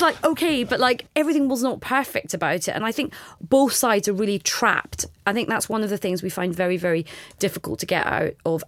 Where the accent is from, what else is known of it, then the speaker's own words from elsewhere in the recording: Scot, Scotland, United Kingdom; as a Scot